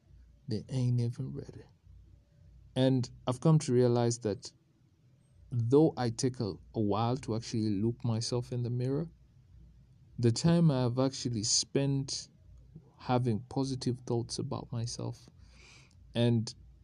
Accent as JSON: {"language": "English", "country": "Uganda", "tie": "born or raised there", "said": "It's because when I was growing up in Uganda, they used to tell us"}